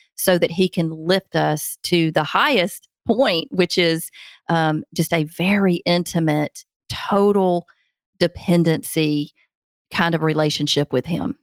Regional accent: Alabama, United States; Montgomery, Alabama, which is my home state, only like an hour from where I live

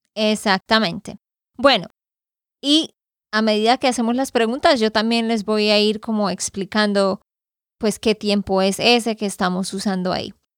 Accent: Santander, Colombia; de Santander, Colombia

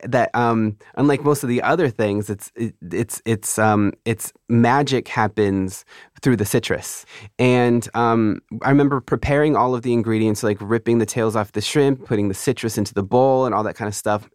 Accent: California, United States

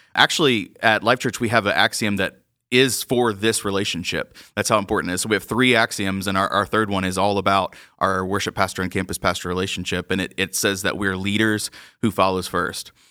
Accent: Georgia, United States; moved away; growing up in Georgia

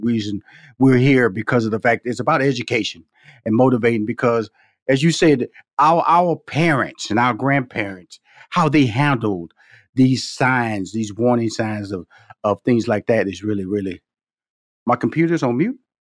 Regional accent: Houston, Texas, United States; come from Fifth Ward, Texas, six sisters, two brothers, and I remember our parents. You know, we born in, I was born in Houston, Texas, but they from Shreveport, Louisiana

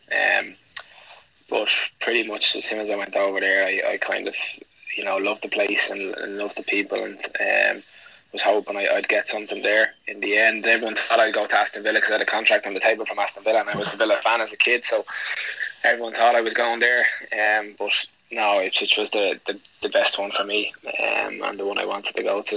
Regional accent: Dublin, Leinster, Ireland; I grew up in Dublin, and I probably first memory was playing down in my local club, Verona

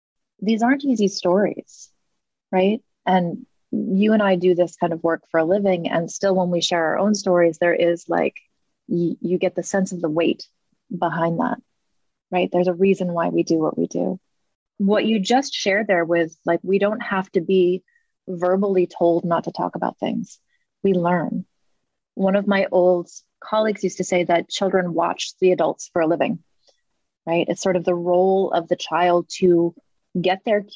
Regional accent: New England, United States; I grew up in New England as well

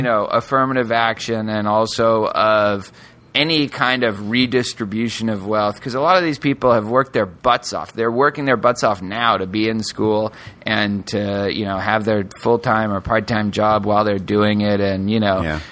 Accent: Northeast, United States; now in Houston, United States; I grew up in the Northeast

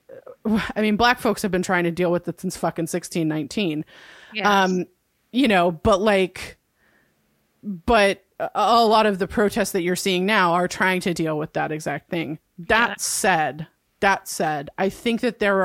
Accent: Santa Cruz, California, United States; where I grew up, if y'all have heard of it, probably what you know of Santa Cruz, California is that it's a hippie haven.

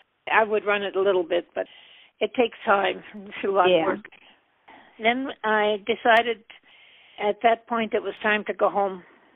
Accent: North Dakota, United States; moved away as an adult; also born or lived in Montana / Alaska; I grew up in North Dakota on the farm that we're living on now

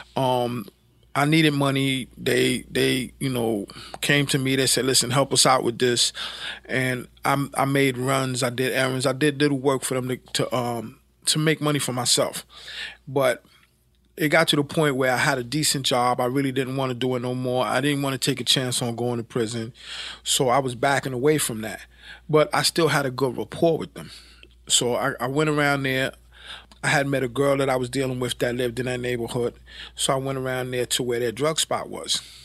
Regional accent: New York City, New York, United States; I was, uh, born and raised in Brooklyn, lived, um, most of my earlier life in, uh, Brownsville and Bedford Stuyvesant areas of, uh, Brooklyn.

